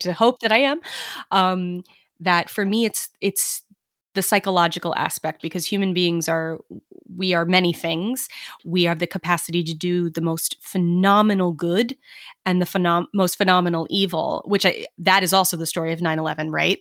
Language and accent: English; New York City, New York, United States; I am from Brooklyn